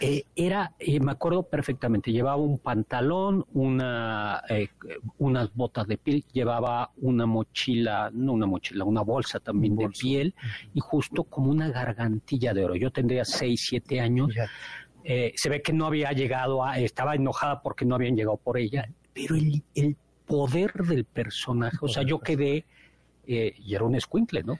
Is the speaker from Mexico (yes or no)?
yes; Mexico; nosotros somos mexicanos